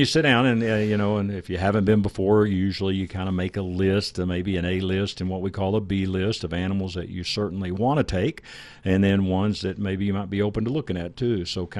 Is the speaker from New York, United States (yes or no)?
no; Texas, United States; we're from Texas.